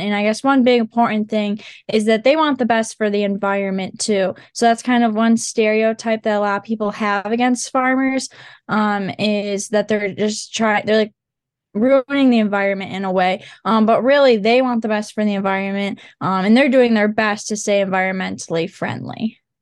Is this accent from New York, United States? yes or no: no; Montague, Michigan, United States; I'm from Montague, Michigan. So I've grown up on my